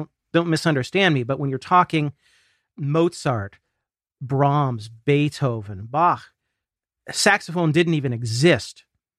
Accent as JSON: {"language": "English", "region": "Ohio", "country": "United States", "tie": "born or raised there", "said": "a regional symphony where I grew up here in Ohio."}